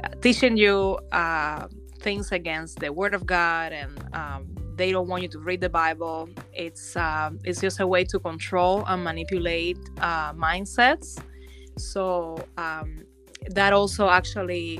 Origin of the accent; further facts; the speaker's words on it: Cuba; moved away; I actually was born and raised in Cuba